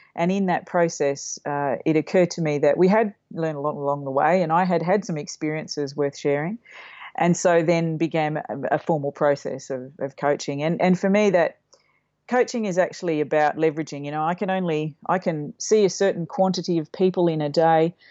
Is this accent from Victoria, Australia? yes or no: yes; Mildura, Victoria, Australia; moved away; I grew up in Mildura, a country town up on the Murray